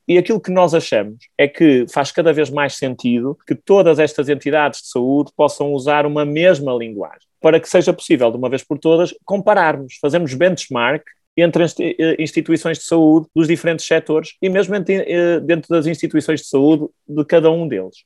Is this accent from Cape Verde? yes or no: no; Santo Tirso, Norte, Portugal; nascido e criado em Santo Tirso, a norte de Portugal